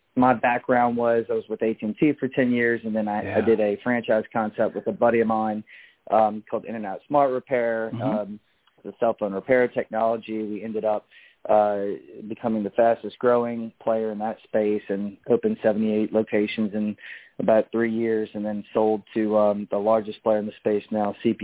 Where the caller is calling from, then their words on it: New Orleans, Louisiana, United States; I'm calling from New Orleans, Louisiana, at our headquarters office here on Chapatula Street.